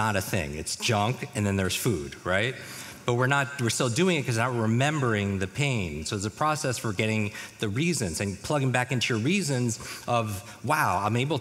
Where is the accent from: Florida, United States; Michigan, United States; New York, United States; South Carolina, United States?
New York, United States; moved away; I grew up in the Northeast, in New York.